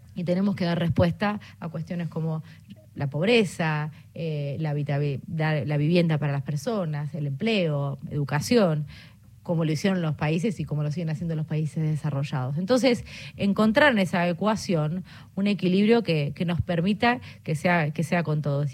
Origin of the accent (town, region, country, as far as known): Argentina